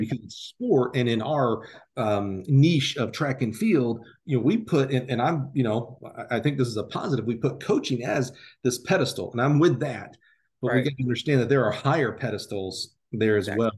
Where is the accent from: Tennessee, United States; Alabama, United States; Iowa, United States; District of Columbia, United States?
Alabama, United States; I'm from Alabama